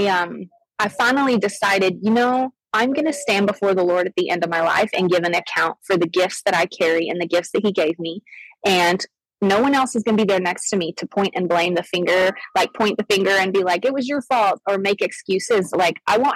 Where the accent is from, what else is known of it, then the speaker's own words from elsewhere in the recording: Arizona, United States; I grew up in Arizona. I grew up actually a missionary kid.